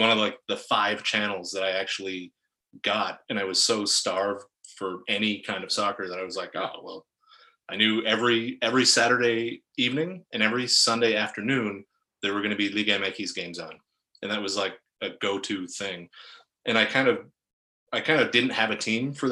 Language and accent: English; Iron Range, Northern Minnesota, United States; I grew up in Northern Minnesota on the Iron Range